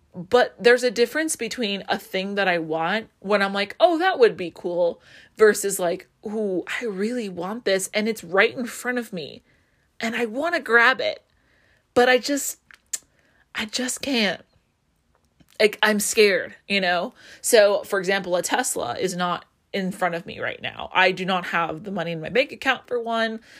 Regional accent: Las Vegas, Nevada, United States; I grew up in Vegas

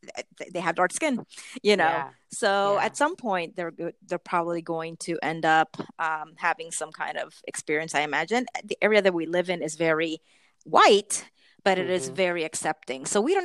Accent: Puerto Rico; also born or lived in United States; And so from the time I was 10 years old until 20, I lived in Puerto Rico. So basically my formative years.

